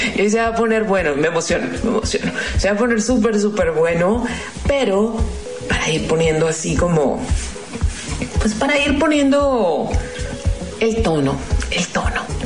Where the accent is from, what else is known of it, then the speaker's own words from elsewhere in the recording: Mexico; como mexicana